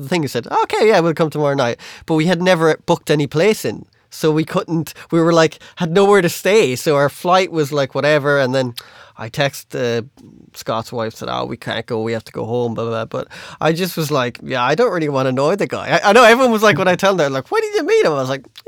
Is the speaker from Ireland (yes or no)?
yes; Ireland; we were like, Ireland